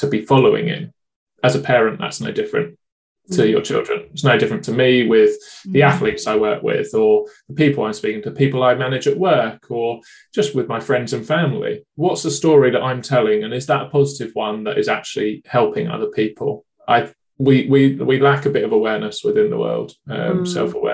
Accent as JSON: {"language": "English", "country": "United Kingdom", "said": "being British"}